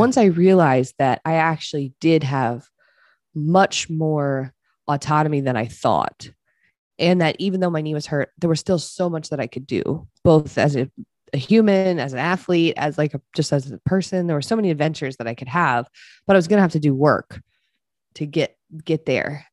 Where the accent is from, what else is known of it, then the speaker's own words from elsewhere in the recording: Eastern Shore of Maryland, United States; moved away as an adult; I moved home to Maryland. I'm from the Eastern Shore of Maryland.